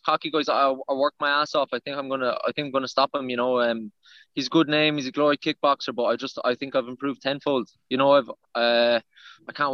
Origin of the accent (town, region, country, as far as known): Ireland